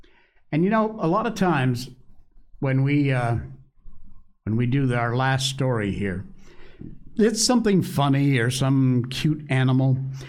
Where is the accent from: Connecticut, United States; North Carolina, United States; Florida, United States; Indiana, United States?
Connecticut, United States; Cornwall; Connecticut's my home state, grew up in Cornwall, Connecticut, there in the northwest corner.